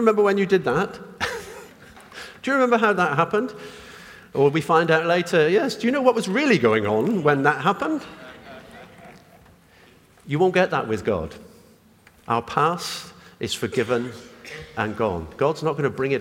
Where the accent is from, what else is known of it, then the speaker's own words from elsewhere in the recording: United Kingdom; I'm British. I was born here, got a British passport.